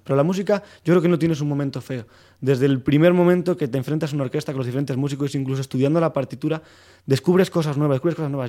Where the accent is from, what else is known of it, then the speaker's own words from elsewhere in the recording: Soria, Castile and León, Spain; moved away as an adult; now in Madrid, Spain; yo soy de Soria y llegué aquí a Madrid